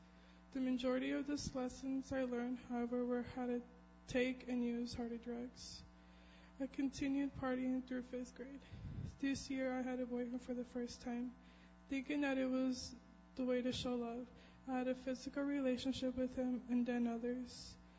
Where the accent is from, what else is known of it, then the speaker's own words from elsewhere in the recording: San Antonio, Texas, United States; born there; I was born in San Antonio, Texas, a little over 17 years ago, to my mom and dad, the two older siblings, Valerie and Eleazar.